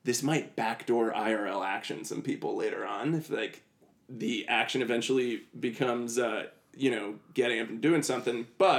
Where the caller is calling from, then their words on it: New York, United States; And I was like, New York.